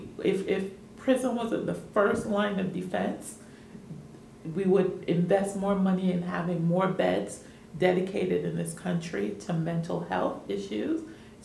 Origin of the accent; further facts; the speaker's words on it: New York, United States; moved away; also born or lived in Caribbean / Washington, D.C. / Miami; I come from the Caribbean, but I grew up in New York and went to school in D.C. and Miami